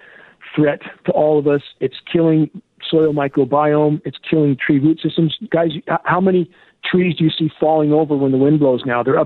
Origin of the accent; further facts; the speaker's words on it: San Gabriel Mountains, California, United States; I grew up in snow in the San Gabriel Mountains.